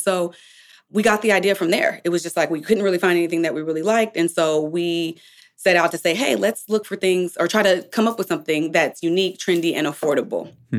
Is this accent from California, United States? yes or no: yes; Bay Area, California, United States; We are from the Bay Area in California